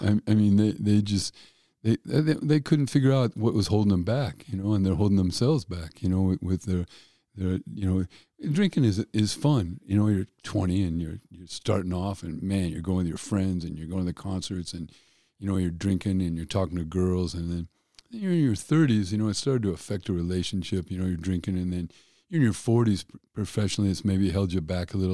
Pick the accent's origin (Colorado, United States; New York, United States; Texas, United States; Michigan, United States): Colorado, United States; Denver; I'm from an Irish family in Denver